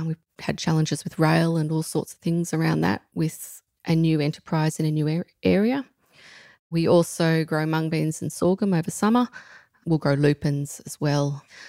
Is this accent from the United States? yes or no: no; Tichborne, New South Wales, Australia; I grew up at Tichburn in Central West New South Wales, obviously, south of Parkes